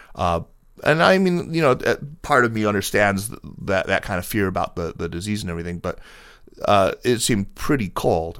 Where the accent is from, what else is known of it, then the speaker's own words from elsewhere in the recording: upstate New York, United States; I'm from New York. I'm from upstate, though